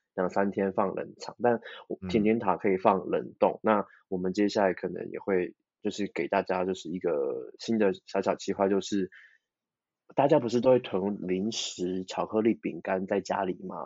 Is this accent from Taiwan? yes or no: yes; Kaohsiung, Taiwan; moved away; 那我就直接跑回去高雄，因为我是高雄人